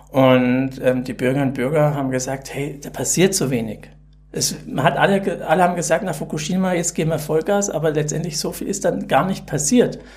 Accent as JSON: {"language": "German", "town": "Karlsruhe", "region": "Baden-Württemberg", "country": "Germany", "tie": "born there", "lives_now": "Bavaria, Germany", "said": "ich bin auch nur ein Pseudo-Bayer, weil ich bin gebürtig aus Karlsruhe, Baden-Württemberg und mich hat auch nach Bayern verschlagen."}